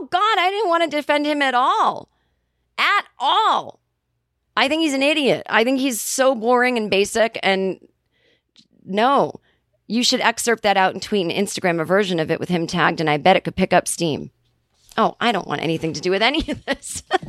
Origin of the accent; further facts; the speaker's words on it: Kentucky, United States; I'm from Kentucky. I grew up with the word toboggan, meaning a knitted hat one would wear in the winter